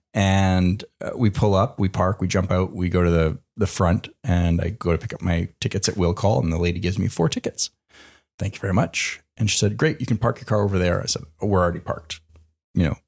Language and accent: English; Canada; moved away; growing up in Canada